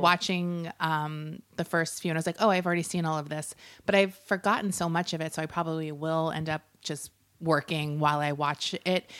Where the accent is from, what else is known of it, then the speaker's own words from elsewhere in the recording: Long Island, New York, United States; moved away; I grew up pretty much on Long Island.